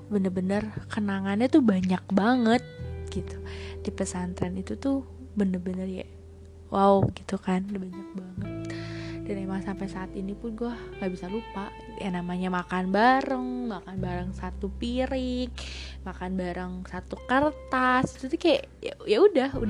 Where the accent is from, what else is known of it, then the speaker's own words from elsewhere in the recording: Jakarta, Indonesia; gue dari Jakarta terus kan gue ke daerah beda kan kayak semua pemikiran apa itu beda sama gue yang emang orang mikir gue tuh kalau ngomong nyolot lah apalah inilah tapi gue tuh sebenernya ya emang Jakarta ya gini gitu loh